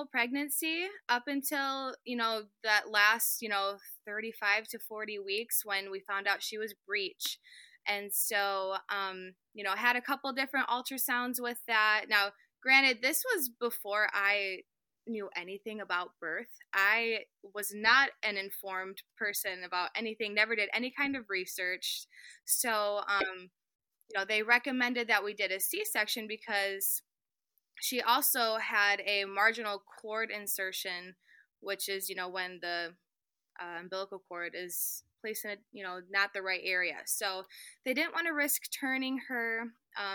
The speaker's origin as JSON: {"language": "English", "region": "Michigan", "country": "United States", "tie": "born or raised there", "said": "born and raised in Michigan"}